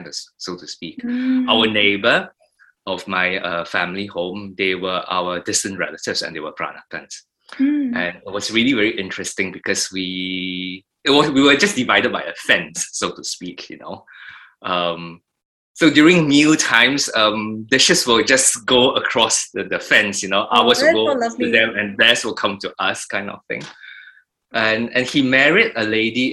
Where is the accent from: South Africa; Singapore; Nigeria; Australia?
Singapore; moved away; we moved from Queenstown to Thompson Hills in the early 70s